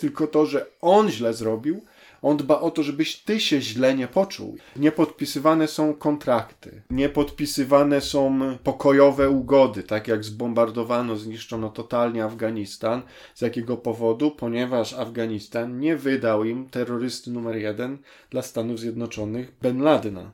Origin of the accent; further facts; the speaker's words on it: Poland; Ja wyrosłem y, w Polsce